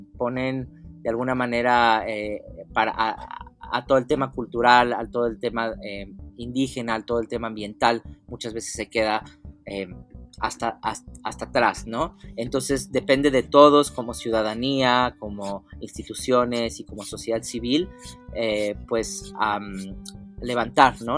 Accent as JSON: {"language": "Spanish", "country": "Mexico", "said": "todos como mexicanos mestizos"}